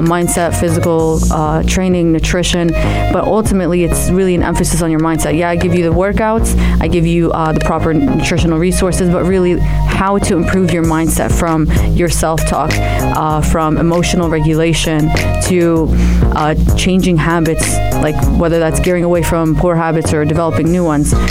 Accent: New Jersey, United States; also born or lived in Amman, Jordan / Palestine; I was born in Amman, raised in the States, New Jersey.

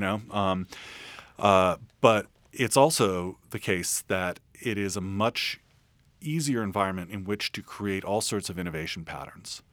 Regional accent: San Francisco, California, United States; I'm from San Francisco

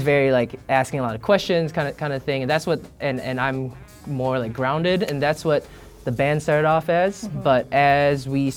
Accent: Eden Prairie, Minnesota, United States; moved away as an adult; also born or lived in Singapore; now in New York, United States; I was born in Singapore, and I moved when I was 8, I moved to Minnesota, and I grew up in right outside of Minneapolis, like Eden Prairie

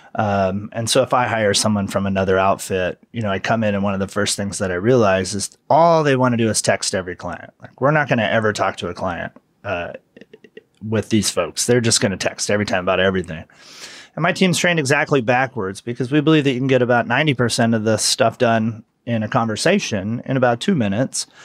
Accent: hometown of the Carr Fire, California, United States; the car fire was in my hometown

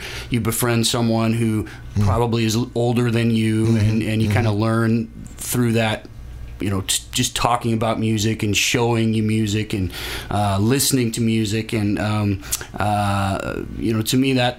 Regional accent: St. Louis, Missouri, United States; I grew up in St. Louis

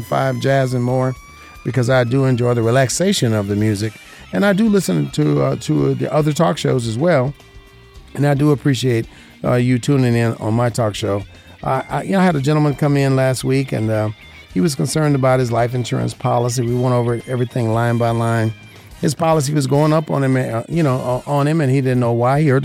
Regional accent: Las Vegas, Nevada, United States; This is my hometown. I was born and raised here

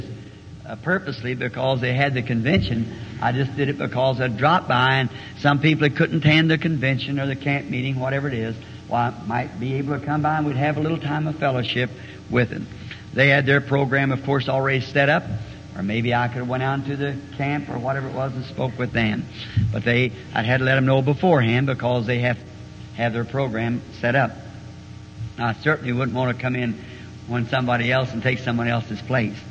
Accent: the South, Southern United States, United States; accent: Southern; maybe I'm a Southerner, and everybody since I've been here tell me I talk funny.

